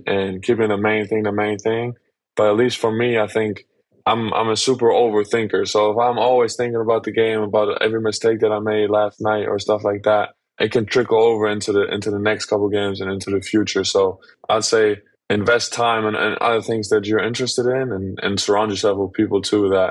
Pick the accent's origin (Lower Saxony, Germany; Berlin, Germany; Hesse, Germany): Berlin, Germany; now in Orlando, United States; my hometown team, Alba Berlin